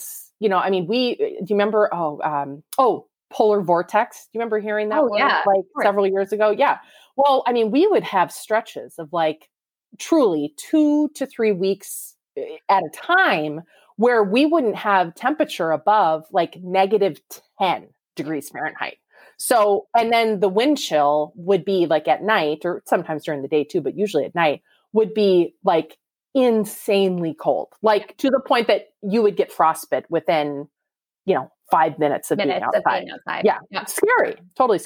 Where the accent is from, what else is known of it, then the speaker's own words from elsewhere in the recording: United States; We are two American sisters from the same parents, but living in two different countries